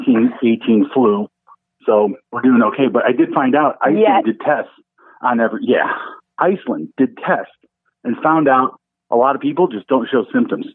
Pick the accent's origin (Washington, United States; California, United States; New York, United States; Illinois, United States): Illinois, United States; Forest Park; I'm from Forest Park, which is just outside Chicago